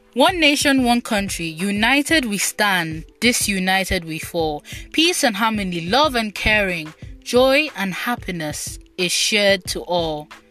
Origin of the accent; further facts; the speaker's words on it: Nigeria; first language Igbo; English is a second language; my country, Nigeria, which is located in West Africa